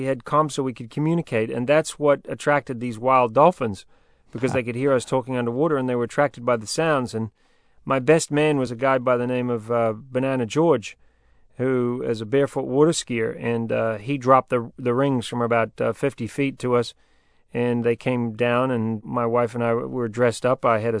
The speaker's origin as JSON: {"language": "English", "country": "New Zealand", "accent": "New Zealand", "said": "I'm a New Zealander. My accent has changed a little bit, but I've spent my life living around the world, and so my accent is pretty mixed up. But when I was going for Survivor, I had a very New Zealand accent"}